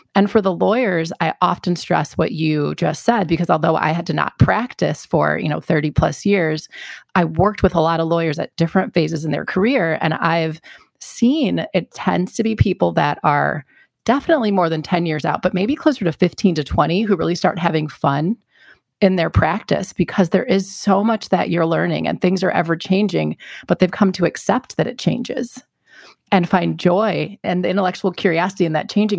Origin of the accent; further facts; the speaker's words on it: Glendale, Wisconsin, United States; moved away; I grew up in the Milwaukee area, North Shore of Milwaukee, Glendale, Wisconsin